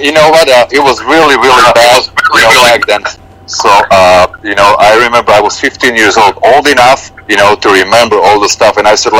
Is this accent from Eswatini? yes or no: no; Slovakia; Slovakia, former Czechoslovakia.